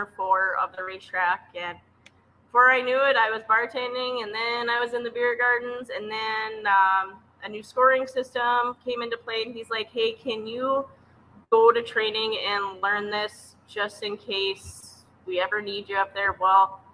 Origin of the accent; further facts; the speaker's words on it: Devils Lake, North Dakota, United States; which is about 16 miles from my hometown. So it's kind of cool to still be in my hometown and raise my kids kind of in the area.